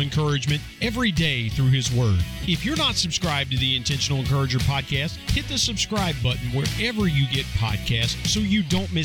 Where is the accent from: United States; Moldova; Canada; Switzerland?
United States; West Virginia; I'm in West Virginia. I mean, we're geographically. I'm from West Virginia.